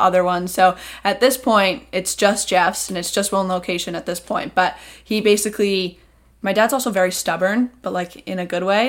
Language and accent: English; Seekonk, Massachusetts, United States; I'm from Seekonk.